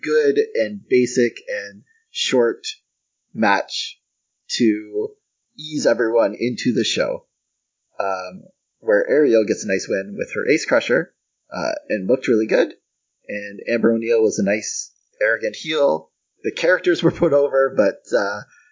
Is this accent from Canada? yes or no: yes; Canada; as a Canadian